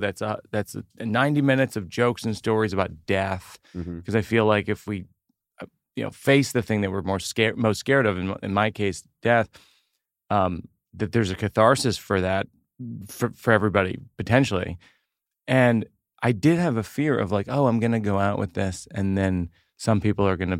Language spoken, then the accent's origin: English; Shrewsbury, Massachusetts, United States; moved away; I grew up outside of Worcester